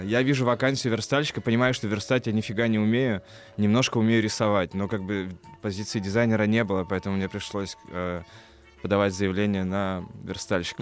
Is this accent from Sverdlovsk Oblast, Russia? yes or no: no; Kirov, Kirov Oblast, Russia; Я родился в Кирове, да, Вятка Киров